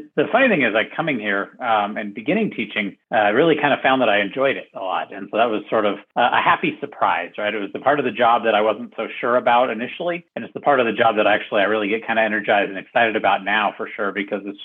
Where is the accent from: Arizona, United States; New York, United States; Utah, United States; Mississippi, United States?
Utah, United States; Salt Lake City; moved away as an adult; So I am originally from Salt Lake City, Utah